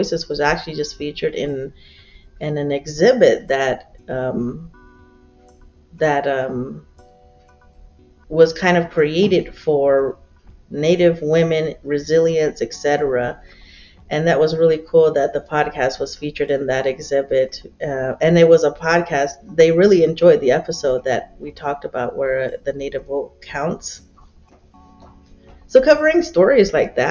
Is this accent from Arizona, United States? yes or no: yes; Tohono O'odham Nation, Arizona, United States; as a kid growing up on the Thonautum Nation, I grew up in two villages, one called Gatka, which is where my mother is from, and one called Okchin, which is where my father is from